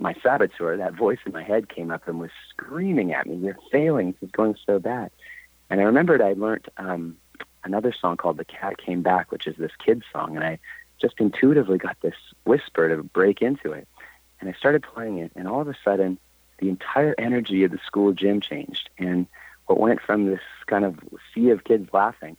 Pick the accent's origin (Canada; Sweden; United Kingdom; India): Canada; I'm from Canada, and in Canada we have to study French, and I was failing French